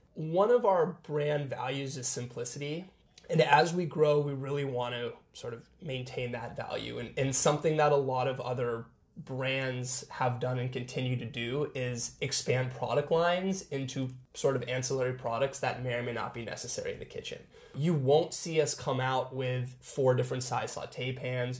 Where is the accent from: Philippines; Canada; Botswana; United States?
United States; Seattle, Washington; We're both born and raised in Seattle